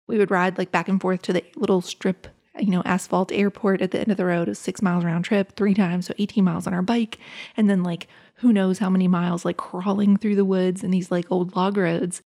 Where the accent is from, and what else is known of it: Appalachia, United States; born or raised there